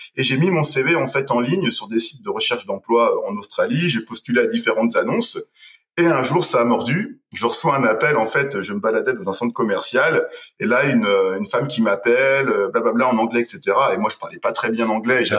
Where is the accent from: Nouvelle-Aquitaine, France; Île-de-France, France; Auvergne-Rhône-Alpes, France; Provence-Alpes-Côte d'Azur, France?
Nouvelle-Aquitaine, France; Parthenay; moved away as an adult; now in Pau, France; je viens d'un petit village en, Deux-Sèvres, euh, à Partenay exactement, et ça fait 15 ans maintenant que je vis sur euh, sur Pau, dans le sud-ouest